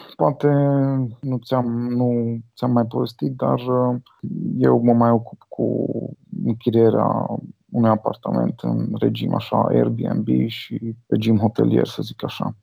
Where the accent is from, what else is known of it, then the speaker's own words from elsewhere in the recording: Cluj-Napoca, Cluj County, Romania; Eu sunt din Cluj și am fost la liceul de informatică